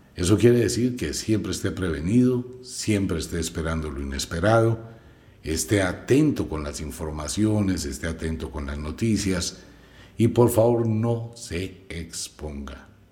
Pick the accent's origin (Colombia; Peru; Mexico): Colombia; Como colombiano, vivo en Colombia